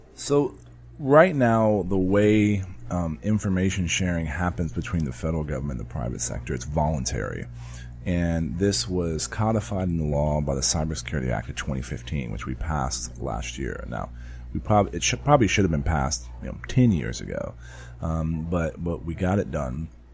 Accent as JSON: {"language": "English", "town": "San Antonio", "region": "Texas", "country": "United States", "tie": "born or raised there", "said": "my hometown"}